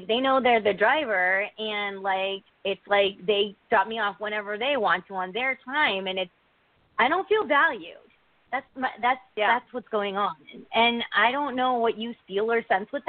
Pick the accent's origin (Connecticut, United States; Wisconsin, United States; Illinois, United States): Connecticut, United States; I'm from Connecticut